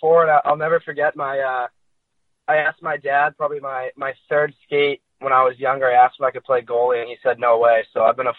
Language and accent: English; Chatham, New Jersey, United States; moved away; also born or lived in Red Bank, New Jersey; No, I'm from Chatham, New Jersey. I was born in Red Bank, but I kind of grew up in Chatham, New Jersey.